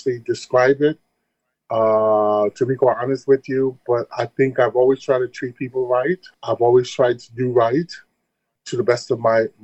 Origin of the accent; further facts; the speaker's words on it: Chicago, Illinois, United States; moved away as an adult; also born or lived in Detroit / Paris; being from Chicago